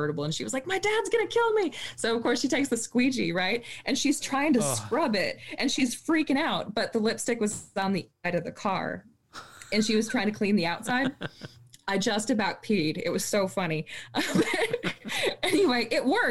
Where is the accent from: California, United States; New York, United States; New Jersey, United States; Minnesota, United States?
Minnesota, United States; So I grew up in Minnesota